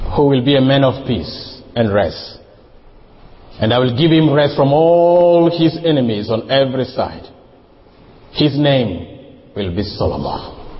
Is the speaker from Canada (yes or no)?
no; Uganda; I come from Uganda